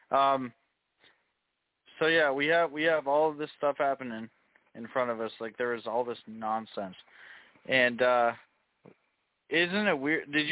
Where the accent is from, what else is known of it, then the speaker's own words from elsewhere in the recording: United States; because it's government, and by default we're American